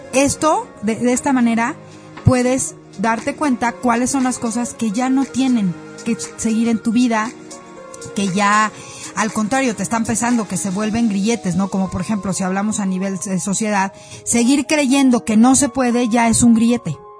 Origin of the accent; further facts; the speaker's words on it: Mexico; como mexicanos, como colectivo